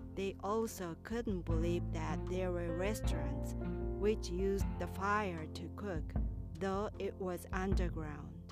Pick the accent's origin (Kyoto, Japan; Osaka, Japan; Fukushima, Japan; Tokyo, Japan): Kyoto, Japan; grew up in a small town in Kyoto. My hometown was so small and rural